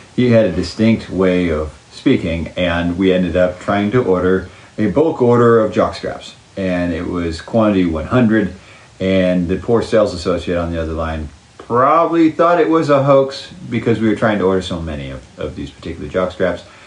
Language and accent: English; Oklahoma City, Oklahoma, United States; also born or lived in Calgary, Alberta, Canada / Saskatoon, Saskatchewan, Canada; I grew up in Oklahoma, but I played all my hockey after I graduated high school in Canada